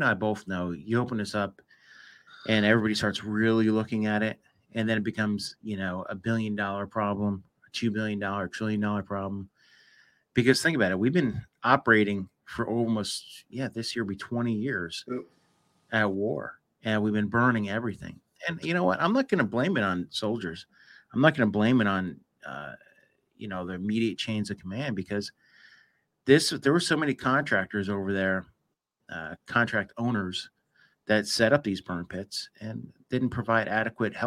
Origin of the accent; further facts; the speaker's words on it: United States; I grew up in the United States